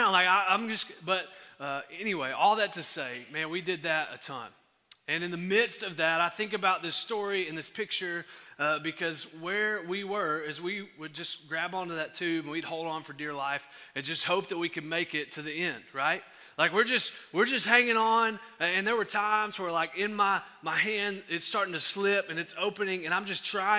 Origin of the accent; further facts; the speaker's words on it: Henderson, Texas, United States; I'm from Henderson